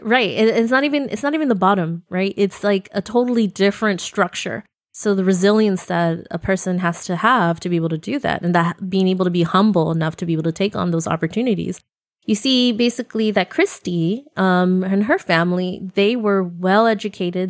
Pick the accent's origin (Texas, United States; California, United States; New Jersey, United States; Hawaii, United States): California, United States; Central Valley; moved away; also born or lived in Bay Area; I grew up in the Central Valley